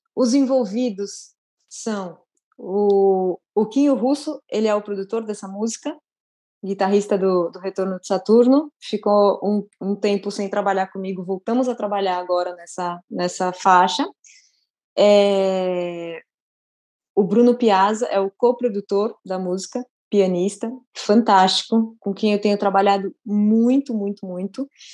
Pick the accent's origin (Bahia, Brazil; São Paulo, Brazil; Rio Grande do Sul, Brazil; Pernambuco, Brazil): São Paulo, Brazil; Eu sou de São Paulo, mas eu cresci, todas as minhas férias foram no interior.